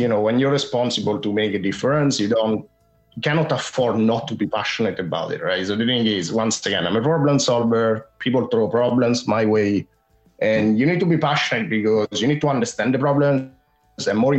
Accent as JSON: {"language": "English", "town": "Rome", "region": "Lazio", "country": "Italy", "accent": "Italian", "second_language": "English", "moved": "as an adult", "lives_now": "London, United Kingdom", "said": "I'm based in London, and I'm originally from Rome in Italy."}